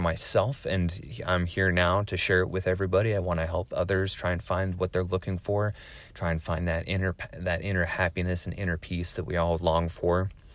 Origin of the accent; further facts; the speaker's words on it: Oregon, United States; also born or lived in West Coast; originally, I'm from Oregon. Um, I lived on the West Coast for the majority of my life